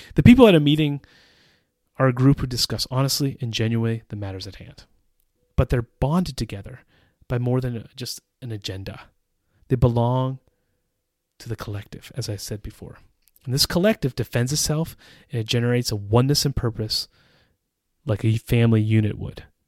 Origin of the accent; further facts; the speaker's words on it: United States; moved away as an adult; now in Czech Republic; As an American who has lived in the Czech Republic for almost twenty years